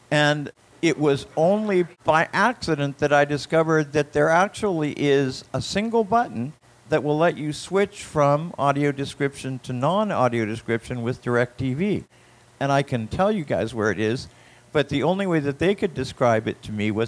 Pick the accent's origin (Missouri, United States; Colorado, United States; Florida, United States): Florida, United States; I'm also from Florida.